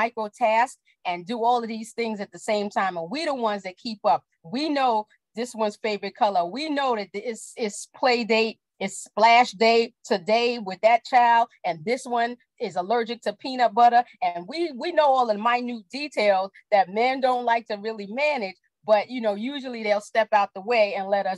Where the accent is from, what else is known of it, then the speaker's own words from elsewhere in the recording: New York City, New York, United States; I grew up in the Bronx